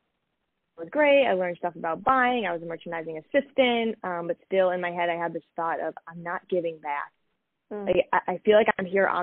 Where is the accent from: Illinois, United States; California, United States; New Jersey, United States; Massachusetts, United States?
Massachusetts, United States; moved away as an adult; also born or lived in Greenwich, Connecticut; I'm originally from Massachusetts